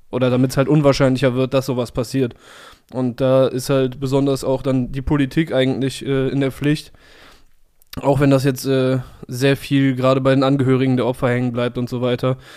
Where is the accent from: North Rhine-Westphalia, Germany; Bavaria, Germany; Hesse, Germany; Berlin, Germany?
North Rhine-Westphalia, Germany; Cologne; für mich als Kölsche Jung so fast so fast wie so ein Adelsziel an Karneval Samstag.